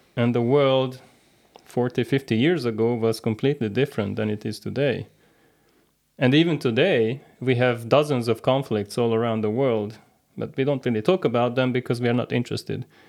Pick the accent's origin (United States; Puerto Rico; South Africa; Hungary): Hungary; moved away as an adult; also born or lived in Canada; Originally, I'm from Hungary.